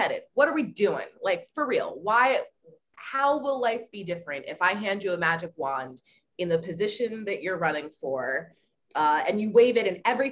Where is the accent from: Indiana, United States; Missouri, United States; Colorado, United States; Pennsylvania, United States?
Pennsylvania, United States; Reamstown; also born or lived in Texas / Michigan; most of my childhood memories are in Pennsylvania